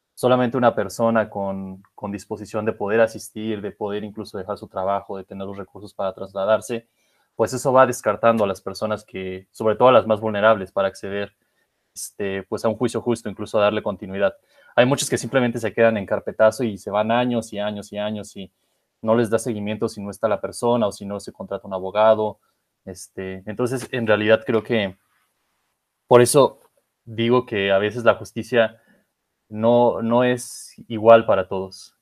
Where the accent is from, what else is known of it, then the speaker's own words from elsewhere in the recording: Mexico; somos una comunidad mexicana